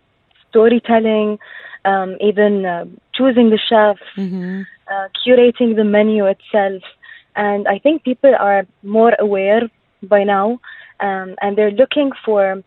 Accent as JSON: {"language": "English", "region": "Dubai", "country": "United Arab Emirates", "tie": "born or raised there", "said": "I'm actually Emirati, and I've grown up in Dubai"}